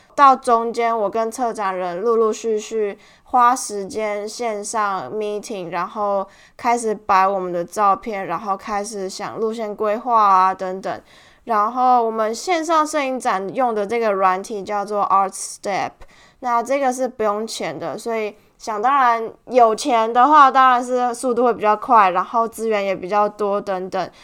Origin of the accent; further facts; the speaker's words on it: Tainan, Taiwan; 我们都是台南人，我们四个都是台南人